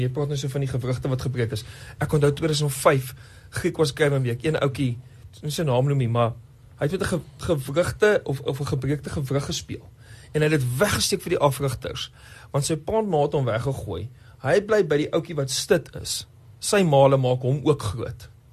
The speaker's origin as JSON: {"language": "Afrikaans", "country": "Namibia", "tie": "born or raised there", "also_born_or_lived": "Johannesburg / Bloemfontein", "moved": "yes", "said": "ek het groot geword in Namibië. Voordat ek die wysheid gehad het om te gaan studeer in Bloemfontein, het ek eers in Namibië groot geword en toe nou later in Johannesburg"}